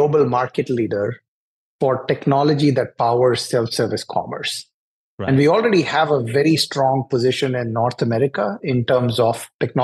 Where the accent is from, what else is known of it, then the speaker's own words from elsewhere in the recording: New Delhi, Delhi, India; moved away as an adult; now in Atlanta, United States; I grew up in New Delhi in India, and all of my education is from there